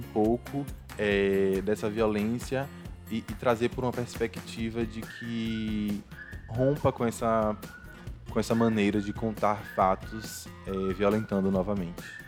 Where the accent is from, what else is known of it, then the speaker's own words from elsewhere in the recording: interior of Bahia, Brazil; moved away as an adult; also born or lived in Rosa Elze, Sergipe; now in Sergipe, Brazil; Eu venho do interior da Bahia